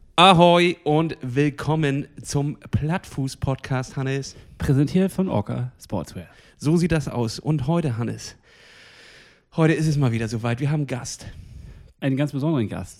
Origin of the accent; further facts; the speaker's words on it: Germany; bei uns in Deutschland